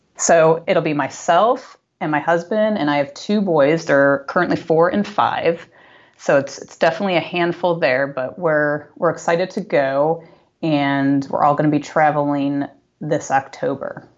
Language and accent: English; Buffalo, New York, United States; we grew up in Buffalo